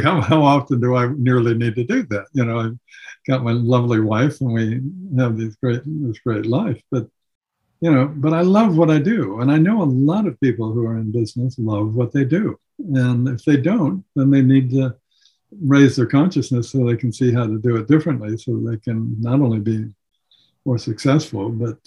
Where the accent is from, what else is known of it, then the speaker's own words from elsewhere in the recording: Seattle, Washington, United States; I was born and raised in Seattle